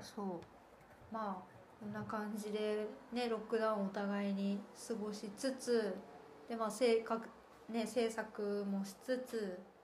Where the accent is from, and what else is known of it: Kansai, Japan; born or raised there; moved away as an adult; also born or lived in Shikoku; now in Berlin, Germany